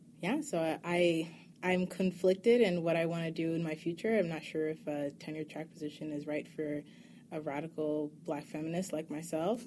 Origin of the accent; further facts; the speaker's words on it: New York, United States; now in Berkeley, United States; I'm from New York originally.